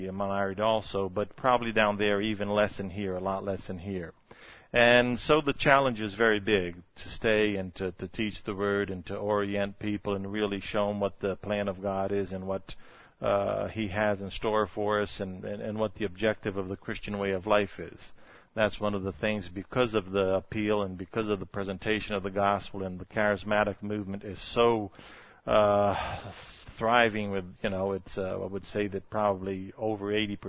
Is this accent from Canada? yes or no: no; Brazil; born there; And I was born in Brazil, like Robbie told you.